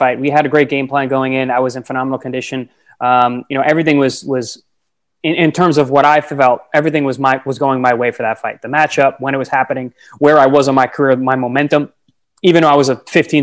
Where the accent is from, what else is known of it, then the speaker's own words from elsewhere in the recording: Long Island, New York, United States; I grew up on Long Island in New York